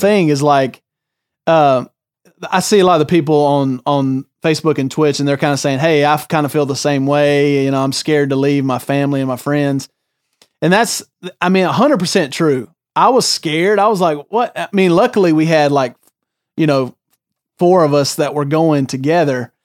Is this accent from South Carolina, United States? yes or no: yes; Greer, South Carolina, United States; born or raised there; moved away as an adult